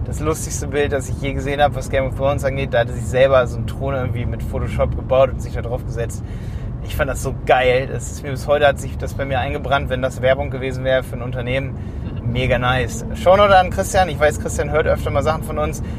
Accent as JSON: {"language": "German", "town": "Hildesheim", "region": "Lower Saxony", "country": "Germany", "said": "ich komme aus Hildesheim."}